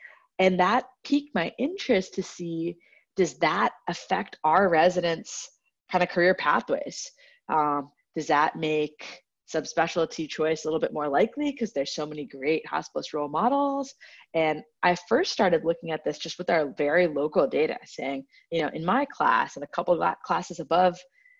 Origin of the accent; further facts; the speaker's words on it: Kohler, Wisconsin, United States; now in San Francisco, United States; So I would say a fun fact is that I kind of grew up all over the world, but now the short answer is I'm from Kohler, Wisconsin, where they make the bathtubs and toilets.